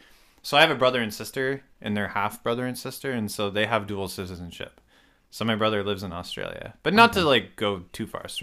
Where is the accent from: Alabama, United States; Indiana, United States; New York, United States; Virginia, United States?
Virginia, United States; Fairfax; also born or lived in Winchester, Virginia / Pennsylvania; I was born in Winchester, Virginia, and then lived in Fairfax and Winchester.